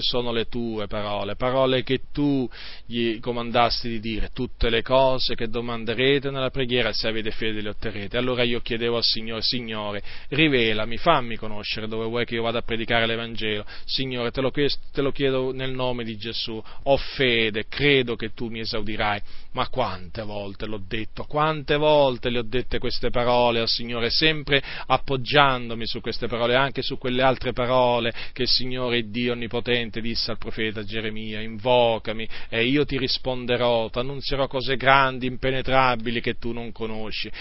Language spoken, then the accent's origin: Italian; province of Varese, Lombardy, Italy; moved away; là da dove vengo io, dalla provincia di Varese